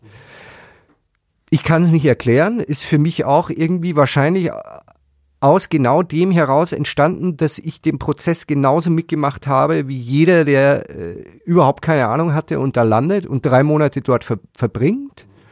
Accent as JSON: {"language": "German", "country": "Germany", "said": "wir haben ja als Deutsche"}